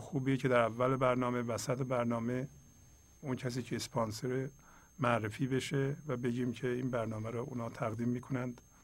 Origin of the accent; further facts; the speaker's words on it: Iran; first language Persian; moved away; ایرانی هستیم فارسی زبان هستیم